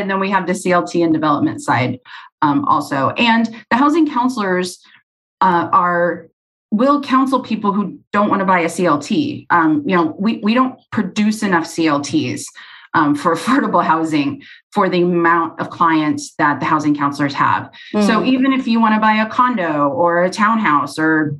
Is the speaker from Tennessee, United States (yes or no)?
no; Arizona, United States; I'm from Arizona